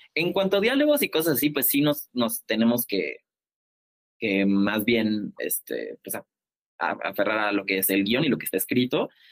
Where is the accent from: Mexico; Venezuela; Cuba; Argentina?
Mexico; Colima; now in Mexico City, Mexico; somos de Colima